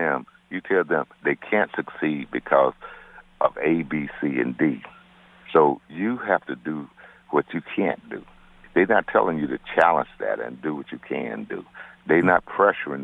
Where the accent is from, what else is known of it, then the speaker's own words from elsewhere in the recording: Deep South, United States; now in Connecticut, United States; I grew up in the Deep South